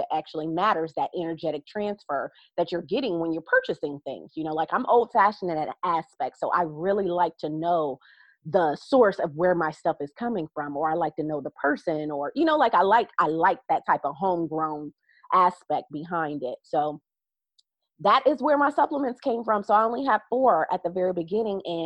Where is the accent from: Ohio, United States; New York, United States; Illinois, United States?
Ohio, United States; I'm from Ohio, so everything is a farm state and farm town that I actually come from